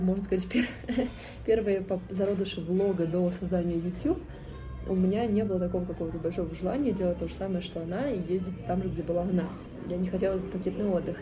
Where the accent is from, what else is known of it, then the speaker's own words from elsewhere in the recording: Moscow, Russia; я родилась и живу в Москве